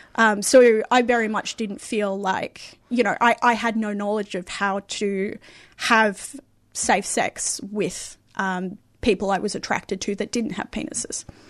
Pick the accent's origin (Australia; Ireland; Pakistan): Australia; Perth, Western Australia; I grew up in Perth